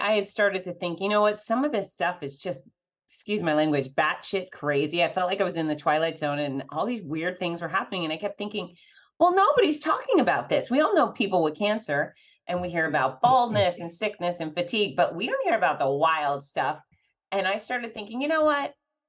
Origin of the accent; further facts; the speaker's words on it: Fort Lauderdale, Florida, United States; my history of growing up in Fort Lauderdale